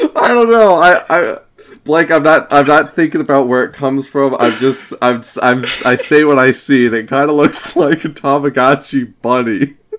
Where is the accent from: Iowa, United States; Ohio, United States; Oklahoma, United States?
Iowa, United States; we are from Iowa